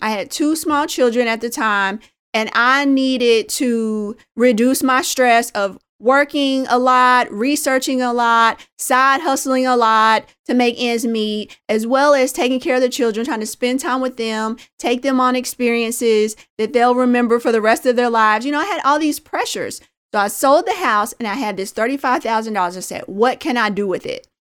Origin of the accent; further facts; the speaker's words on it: Indianapolis, Indiana, United States; a young girl growing up in Indianapolis, Indiana